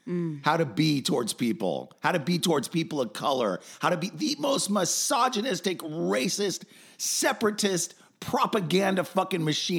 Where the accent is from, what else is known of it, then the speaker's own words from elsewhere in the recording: Los Angeles, California, United States; I grew up in Hollywood again.